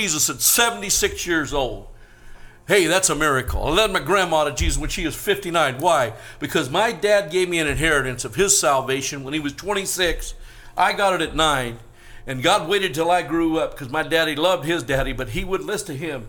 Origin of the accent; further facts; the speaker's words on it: Northern California, United States; now in Las Vegas, United States; I was raised in Northern California, but I was shocked when I moved to Vegas